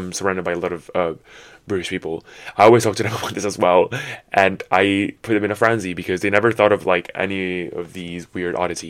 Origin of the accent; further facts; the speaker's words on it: Italy; first language Italian; English is a second language; moved away as an adult; now in United Kingdom; as a, you know, European native, I guess I would say, like Italian is my native language.